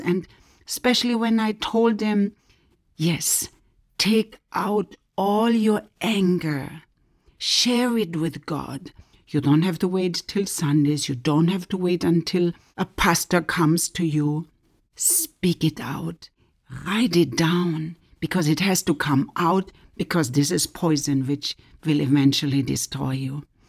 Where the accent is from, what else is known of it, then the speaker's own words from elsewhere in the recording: Germany; moved away as an adult; also born or lived in West Africa; now in United States; I am originally from Germany, but I'm now living in the United States